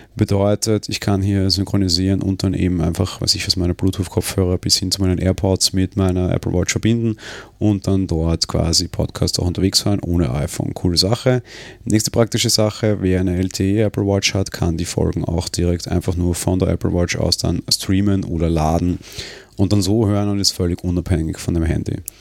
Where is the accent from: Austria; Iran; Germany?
Austria; bei uns in Österreich